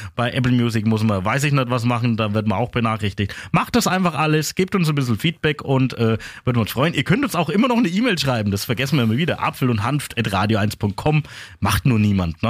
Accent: Upper Franconia, Bavaria, Germany; bei uns in Oberfranken

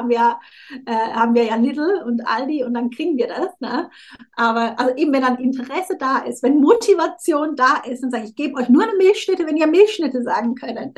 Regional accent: Switzerland; ich bin halb Südafrikanerin. Ich habe meiner Mutter lange vorgeworfen, also sie, ich bin ja in der Schweiz aufgewachsen

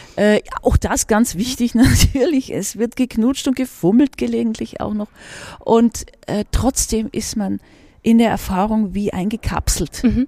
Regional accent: Regensburg, Bavaria, Germany; moved away as an adult; Filmsozialisation in meiner Heimatstadt, also wo ich die Schulzeit zugebracht habe und auch noch die ersten vier Semester, nämlich Regensburg

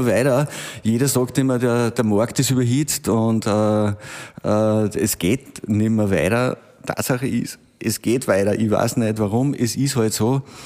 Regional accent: Braunau am Inn, Upper Austria, Austria; also born or lived in Linz; now in Wels, Austria; bin gebürtiger Braunauer

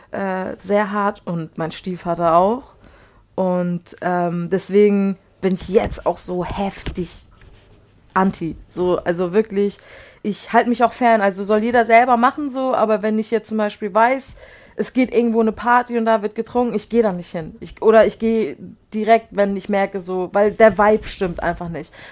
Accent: Poland; Also ich komme ja aus Polen und da ist, ist man halt auch gewohnt, kurze zu trinken

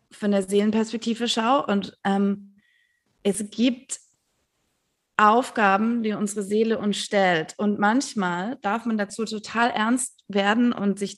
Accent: Stuttgart, Baden-Württemberg, Germany; now in Berlin, Germany; ich bin in Stuttgart aufgewachsen. Ich habe immer versucht, wegzugehen. Ich, ich, ich habe es nicht geschafft dort.

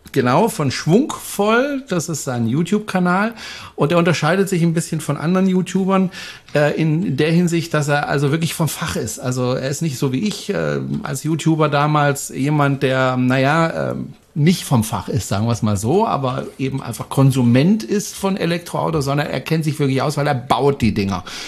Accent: Freiburg, Baden-Württemberg, Germany; moved away; Ich komme ja ursprünglich aus Freiburg

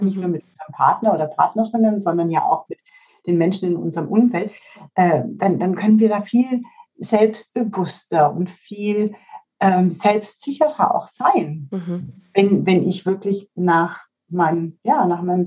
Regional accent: Bavaria, Germany; bei uns in Bayern

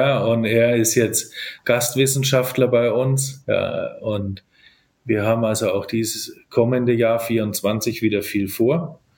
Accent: Nuremberg, Bavaria, Germany; also born or lived in Cork, Ireland; ich habe einen ganz typischen fränkischen Nachnamen, aber ich komme tatsächlich äh, aus dieser Gegend. Ich bin Nürnberger

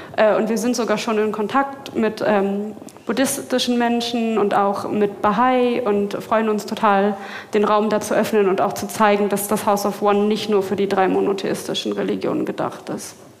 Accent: Berlin, Germany; ich komme aus Berlin

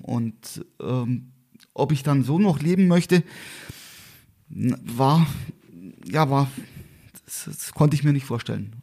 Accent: Garmisch-Partenkirchen, Bavaria, Germany; also born or lived in Murnau; ich bin hier in Garmisch-Partenkirchen geboren, äh, lebe eigentlich auch seitdem in Garmisch-Partenkirchen mit einer kleinen Unterbrechung von eineinhalb Jahren.

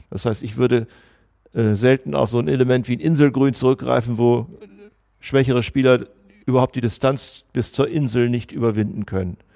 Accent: Münster, North Rhine-Westphalia, Germany; ich komme aus Münster.

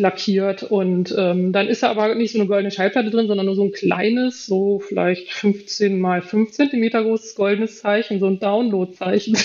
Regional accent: Germany; bei uns in Deutschland

